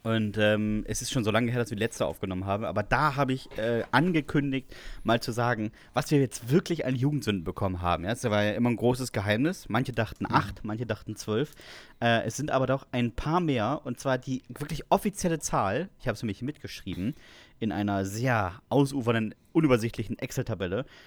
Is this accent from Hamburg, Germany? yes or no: no; Westerstede, Lower Saxony, Germany; bei uns in Westerstede